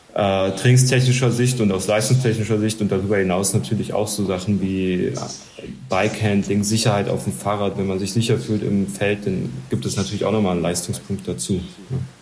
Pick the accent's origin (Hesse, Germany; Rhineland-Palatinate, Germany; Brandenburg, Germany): Brandenburg, Germany; Kleinmachnow; bei uns in Klamachno. Klamachno bei Berlin